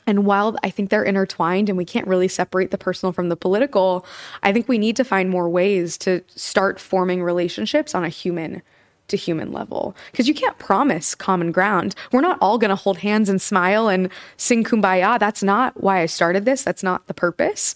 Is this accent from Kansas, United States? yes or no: yes; Kansas, United States; now in New York, United States; I'm from Kansas